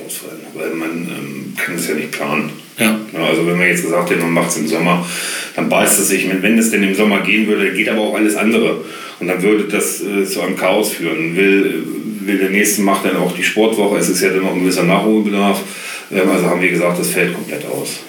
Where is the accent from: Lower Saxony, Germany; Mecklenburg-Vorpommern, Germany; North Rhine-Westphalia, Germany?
Lower Saxony, Germany; Göttingen; also born or lived in Holtensen; Ich bin ähm, geboren auf dem Holzer Berg.